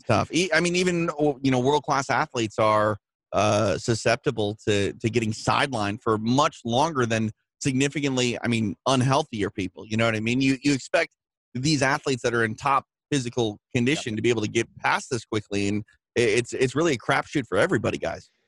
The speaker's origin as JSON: {"language": "English", "region": "Midwest", "country": "United States", "moved": "yes", "said": "I'm from the Midwest"}